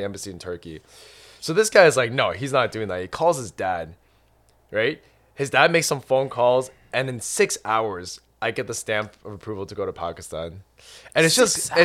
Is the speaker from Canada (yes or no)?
yes; Canada; moved away as an adult; also born or lived in Ireland; I was born and raised in Canada